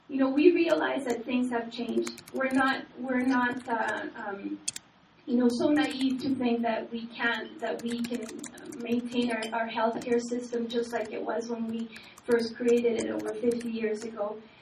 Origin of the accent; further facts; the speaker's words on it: Canada; also born or lived in Chile; I'm originally from Chile, and um, I, I came here as a child, and so I grew up in Canada